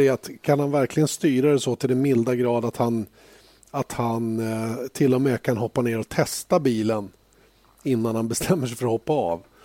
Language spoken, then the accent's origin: Swedish; Sweden; som svensk